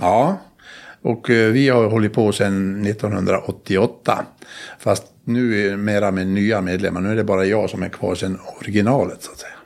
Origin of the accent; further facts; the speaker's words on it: Dalarna County, Sweden; Alla gårdar där jag kommer ifrån uppe i Dalarna där, så har, har något namn. Och min gård där jag kommer ifrån heter Tura.